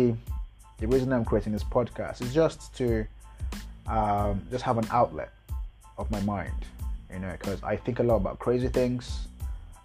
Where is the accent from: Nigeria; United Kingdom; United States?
Nigeria; I'm a Nigerian. I live in Lagos right now, Lagos, Nigeria